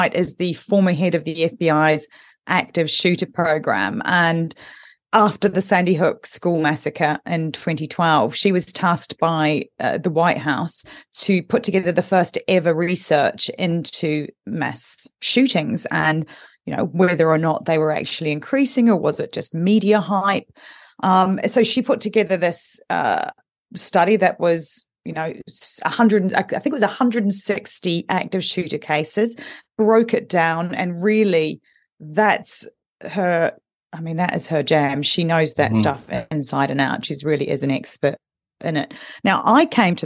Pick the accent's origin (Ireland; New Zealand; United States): New Zealand; moved away; I'm originally from New Zealand